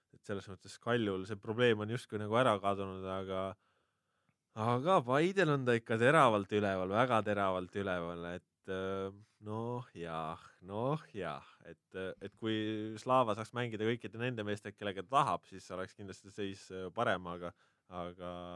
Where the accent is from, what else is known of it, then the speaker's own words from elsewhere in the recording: Hiiumaa, Hiiu County, Estonia; now in Tallinn, Estonia; ma olen hiidlane ikkagi okay. alati ja olen ja jään.